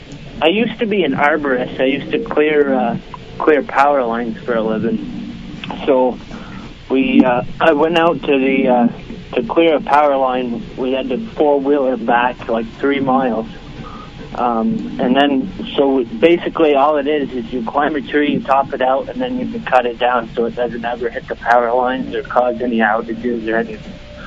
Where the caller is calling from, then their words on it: Vermont, United States; I'm calling from Vermont.